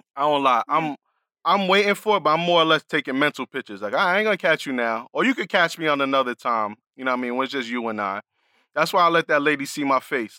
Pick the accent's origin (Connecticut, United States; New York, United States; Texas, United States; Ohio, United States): New York, United States; New York City; moved away; I'm coming from the Bronx